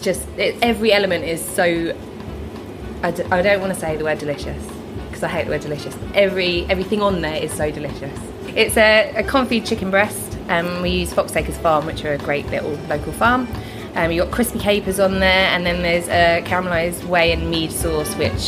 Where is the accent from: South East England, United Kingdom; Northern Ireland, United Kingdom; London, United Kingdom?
South East England, United Kingdom; Brighton; I'm from Brighton